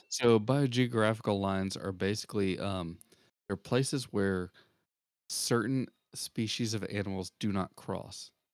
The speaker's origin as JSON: {"language": "English", "town": "Augusta", "region": "Georgia", "country": "United States", "tie": "born or raised there", "moved": "yes", "said": "I was actually born in a city called Augusta, Georgia, where the home of the Masters is"}